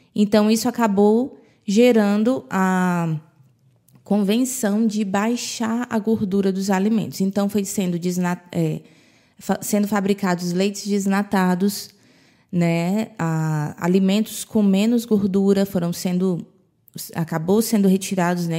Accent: Brazil; moved away; quando eu era criança, no Brasil, era muito difícil ver uma pessoa obesa

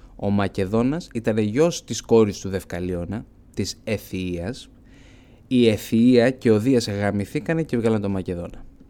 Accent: Elounda, Crete, Greece; από το χωριό μου την Ελούντα

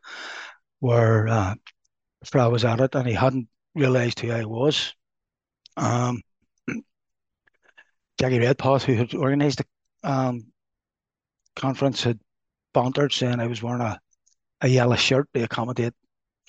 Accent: Belfast, Northern Ireland, United Kingdom; I grew up in Lower Shankill

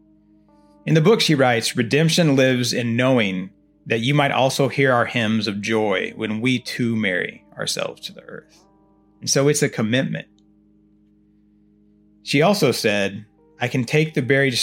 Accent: Oklahoma, United States; now in Texas, United States; I'm originally from Oklahoma and my mother has lived for years in Potawatomi County there

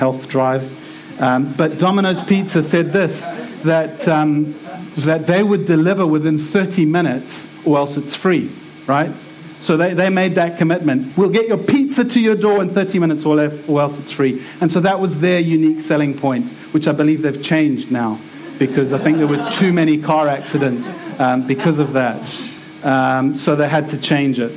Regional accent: South Africa; now in England, United Kingdom; I'm from South Africa

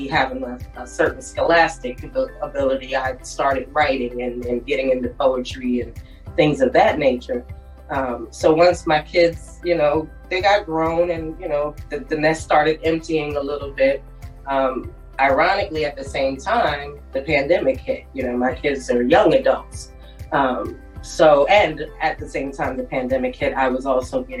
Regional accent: New Jersey, United States; moved away as an adult; now in Fort Myers, United States; I'm originally from Jersey. I'm from North Jersey

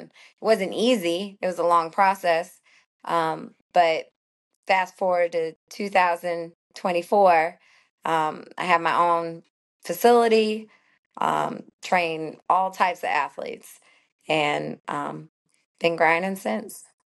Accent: St. Louis, Missouri, United States; moved away as an adult; also born or lived in Florida; now in Atlanta, United States; I grew up in Saint Louis, not a huge, huge city, but it was a great baseball city

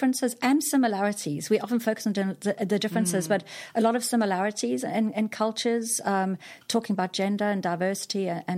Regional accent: KwaZulu-Natal, South Africa; moved away as an adult; also born or lived in Singapore; So I'm from South Africa originally. I grew up in South Africa, went to school there, went to college

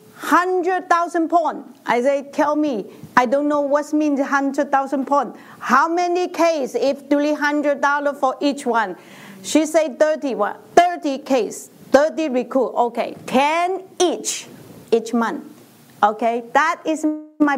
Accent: China; English is a second language; moved away as an adult; now in United States; In 1995, I moved to America from China. In China, I am a teacher.

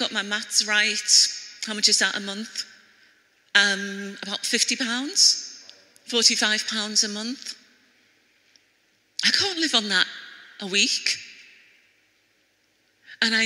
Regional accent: Liverpool, North West England, United Kingdom; accent: Scouse; with a Scouse accent, I was born in Liverpool.

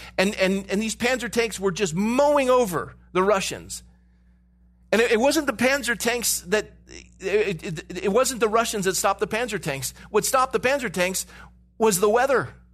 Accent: California, United States; I grew up in California

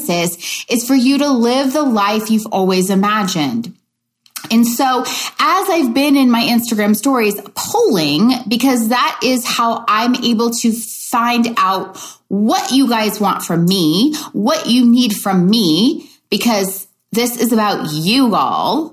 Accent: Louisville, Kentucky, United States; I grew up in the Midwest in Louisville, Kentucky

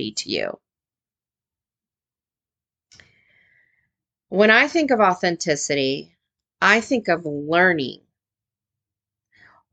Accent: United States; as an American teacher

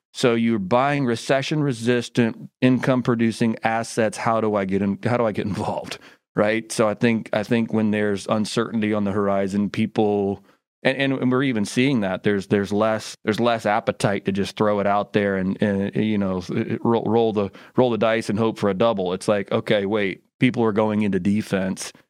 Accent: Indiana, United States; now in Memphis, United States; I grew up in Indiana

